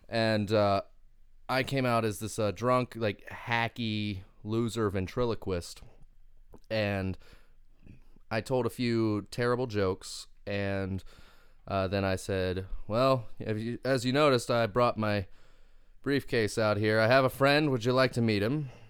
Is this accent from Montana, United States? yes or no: no; Winchester, Kentucky, United States; I'm from Winchester, Kentucky